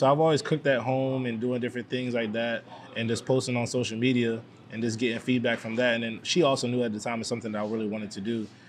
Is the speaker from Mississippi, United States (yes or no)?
no; Wilmington, Delaware, United States; moved away as an adult; also born or lived in Kingston, Jamaica / New York / Havelock, North Carolina; now in North Carolina, United States; So originally I was born in Kingston, Jamaica. I lived in New York for a short stint. Lived majority of my time in Wilmington, Delaware.